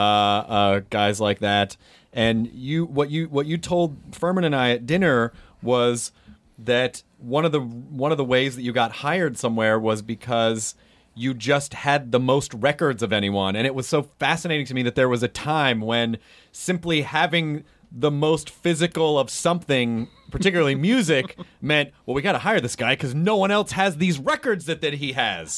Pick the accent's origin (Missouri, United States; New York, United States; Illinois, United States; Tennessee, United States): Tennessee, United States; Memphis; when I was growing up in Memphis, Tennessee